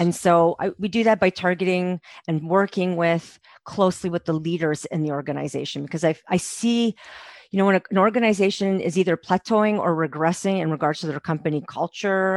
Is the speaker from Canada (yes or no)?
yes; Montreal, Quebec, Canada; moved away as an adult; now in Calgary, Canada; I'm from Montreal